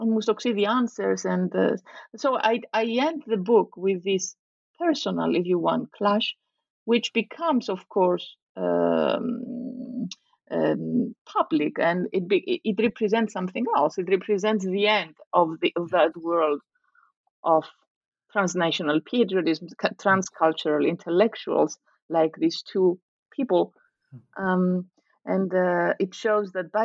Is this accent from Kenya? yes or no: no; Nicosia, Nicosia District, Cyprus; moved away as an adult; also born or lived in Greece / Italy; I grew up in Cyprus, in Nicosia, as a daughter of a refugee family from the north, a Greek Cypriot refugee family.